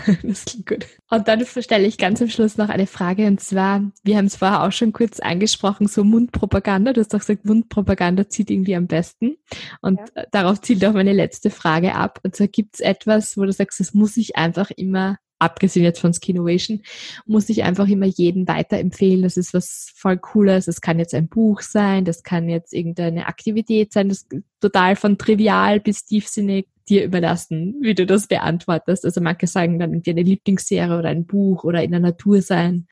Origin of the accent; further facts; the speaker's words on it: Styria, Austria; Ich komme ja aus der Steiermark